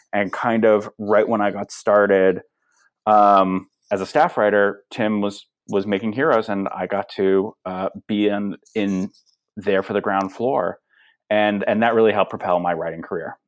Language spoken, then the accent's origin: English; Los Angeles, California, United States; born or raised there